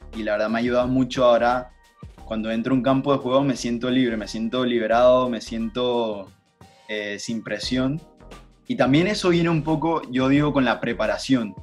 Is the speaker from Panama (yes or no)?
yes; Panama; now in United States; yo crecí contigo, crecí en Panamá, crecí en fútbol en Panamá